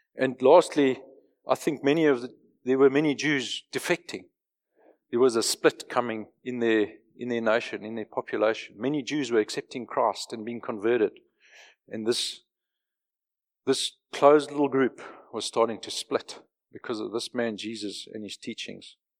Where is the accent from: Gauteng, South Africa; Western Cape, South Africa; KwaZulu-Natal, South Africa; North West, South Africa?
Gauteng, South Africa; Johannesburg; moved away as an adult; I grew up in Joburg. I was born, raised, educated, lived, careered in Joburg till I was forty-two.